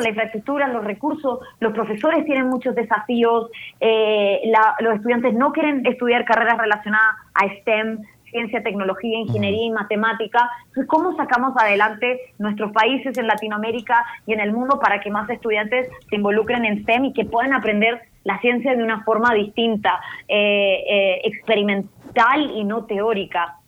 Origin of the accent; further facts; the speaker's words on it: Arica, Arica y Parinacota, Chile; yo soy de Chile originalmente, eh, nací en Chile, en el norte de Chile, en Arica, eh, frontera con Perú